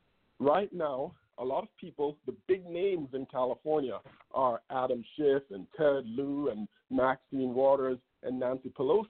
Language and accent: English; Jamaica; now in Los Angeles, United States; I came from Jamaica with my family in 2002, became a U.S. citizen in 2012